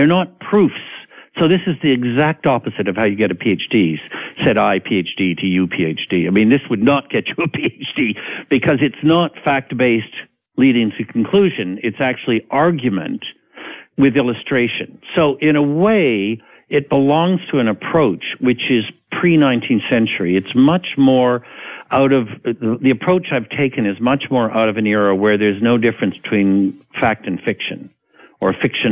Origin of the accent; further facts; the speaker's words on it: Canada; I'm a Canadian.